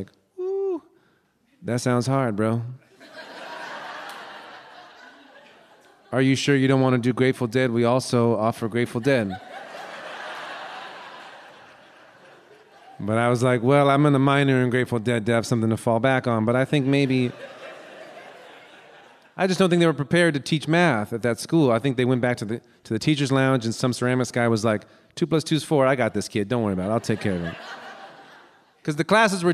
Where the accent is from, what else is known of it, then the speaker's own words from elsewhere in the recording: Los Angeles, California, United States; also born or lived in Santa Cruz; I was born in Los Angeles, then I lived in Santa Cruz